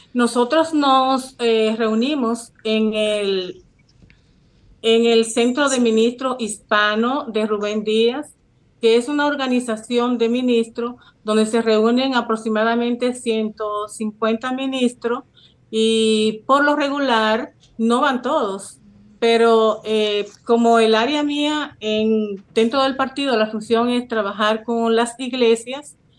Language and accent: Spanish; Santiago de los Caballeros, Santiago, Dominican Republic; also born or lived in Manhattan, New York; now in New York, United States; Soy de Santiago de los Caballeros y tengo aproximadamente 25 años viviendo en Manhattan